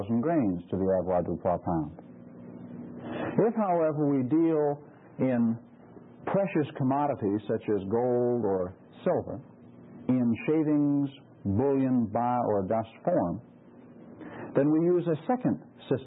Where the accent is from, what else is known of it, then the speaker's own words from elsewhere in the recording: Maine, United States; moved away; back in my home state of Maine